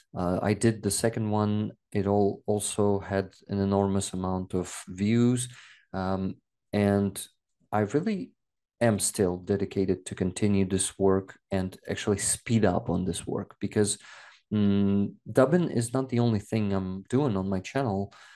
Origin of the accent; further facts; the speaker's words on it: Makiivka, Donetsk Oblast, Ukraine; first language Russian; English is a second language; moved away; I was actually born in Makhiivka. Uh, it's next to Donetsk